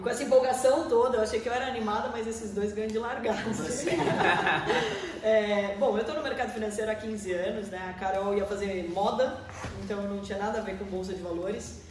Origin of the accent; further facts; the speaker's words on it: Porto Feliz, São Paulo, Brazil; moved away as an adult; now in Sorocaba, Brazil; Eu sou nascido numa cidade pertinho da gente aqui em Porto Feliz, né? Tem 50 mil habitantes